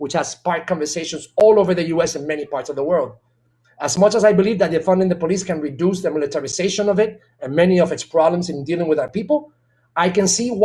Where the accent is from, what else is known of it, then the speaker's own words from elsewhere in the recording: San Juan, Puerto Rico; moved away; also born or lived in Boston, Massachusetts; Barrio Obrero in Santurce, my hometown